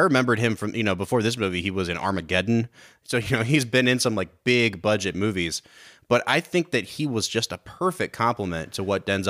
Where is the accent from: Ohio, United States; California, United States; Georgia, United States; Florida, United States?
Ohio, United States; we're from Ohio, which is a huge football state.